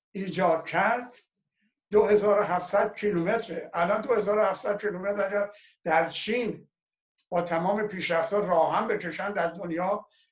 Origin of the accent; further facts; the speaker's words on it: Iran; ما ایرانی هستیم